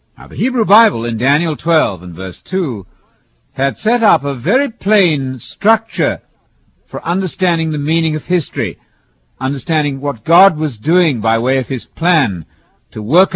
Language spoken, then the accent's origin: English; United Kingdom; as a British person